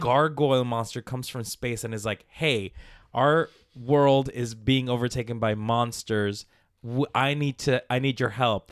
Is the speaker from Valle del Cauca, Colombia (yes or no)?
yes; Palmira, Valle del Cauca, Colombia; moved away; I was born in Colombia, in South America, in a village, Palmira, Colombia, Valle de Cauca